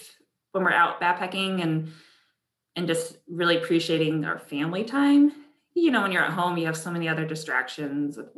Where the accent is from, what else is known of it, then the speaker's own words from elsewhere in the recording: Connecticut, United States; I grew up in Connecticut